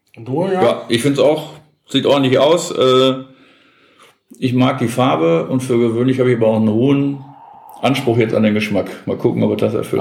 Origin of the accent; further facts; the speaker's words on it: Gelsenkirchen, North Rhine-Westphalia, Germany; ich bin in Gelsenkirchen geboren